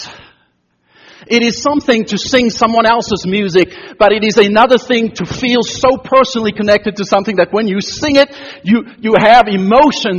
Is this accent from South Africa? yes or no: yes; South Africa; moved away; I grew up in South Africa during apartheid years, in our schools, both in primary and secondary education, we sang songs